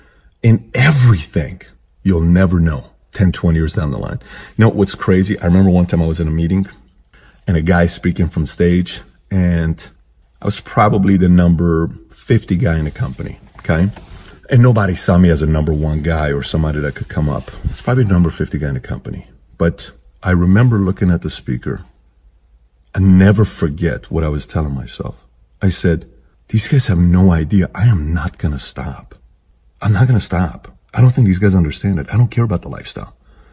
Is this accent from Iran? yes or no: yes; Iran; now in United States; I was a diehard Buffalo Bills fan when I came here from Iran.